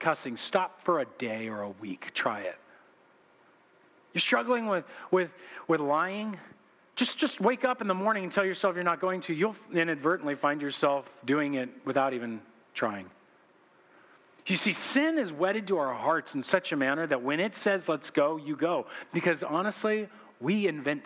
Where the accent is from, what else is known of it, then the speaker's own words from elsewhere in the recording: United States; we've been conditioned as American Christians